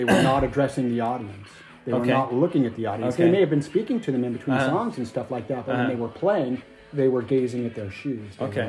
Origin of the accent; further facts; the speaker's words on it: Las Vegas, Nevada, United States; because I'm from Las Vegas, and I worked graveyard.